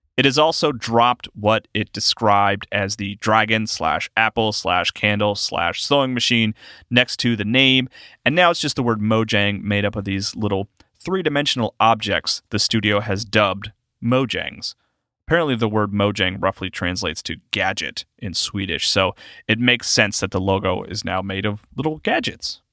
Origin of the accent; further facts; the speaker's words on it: South Carolina, United States; I'm from South Carolina